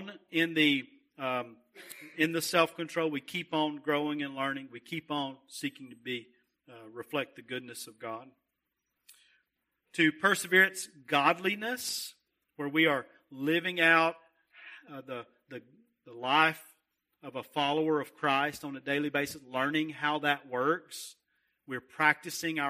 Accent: Russellville, United States; I come from Russellville

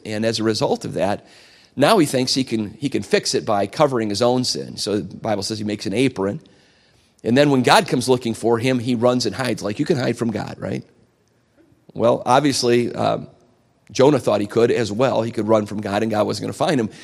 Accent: United States; I'm an American. I'm a flag-waving American

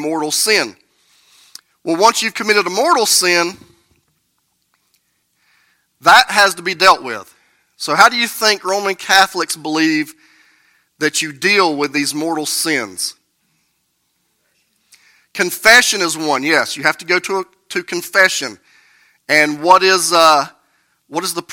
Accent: United States; I grew up here in Burke County in the Bible Belt.

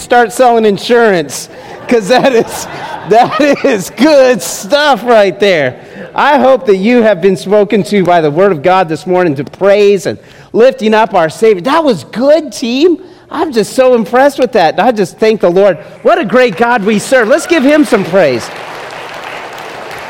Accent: Las Vegas, Nevada, United States; Growing up in Las Vegas, I was a big fan of the Runnin' Rebels.

